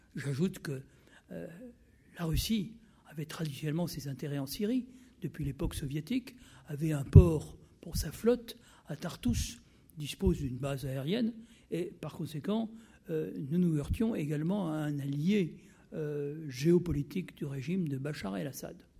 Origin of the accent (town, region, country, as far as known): France